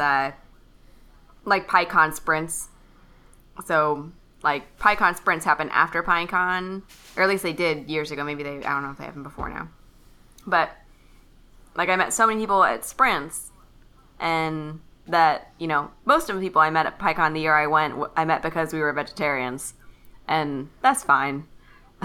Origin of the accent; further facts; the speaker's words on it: Kentucky, United States; I'm from Kentucky